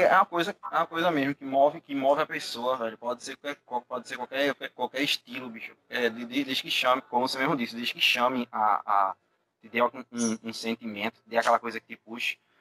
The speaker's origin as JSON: {"language": "Portuguese", "region": "Northeast Region", "country": "Brazil", "said": "eu como sou nordestino"}